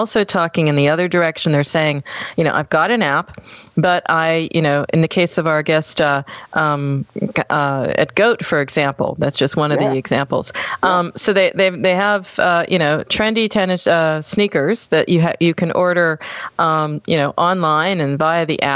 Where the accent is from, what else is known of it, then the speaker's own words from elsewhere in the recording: United States; now in Germany; I'm American. I'm living in Germany